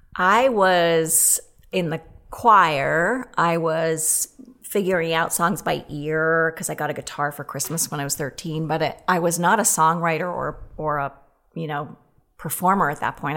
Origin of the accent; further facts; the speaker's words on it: Boston, Massachusetts, United States; moved away as an adult; also born or lived in Weston, Massachusetts / Los Angeles / New York; now in Minneapolis, United States; grew up in Weston till, till junior high